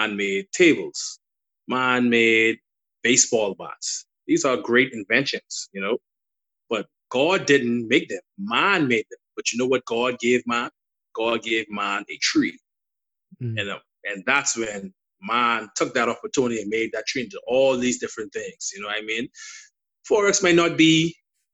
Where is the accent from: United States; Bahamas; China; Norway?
Bahamas; accent: Bahamian; my Bahamian dialect, you know, they say a lot of Bahamians talk fast. You know, so you may not understand my accent